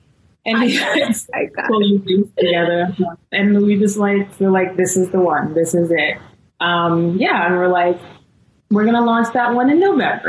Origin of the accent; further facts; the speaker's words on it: Guyana; And I grew up in Guyana because we practice Hinduism.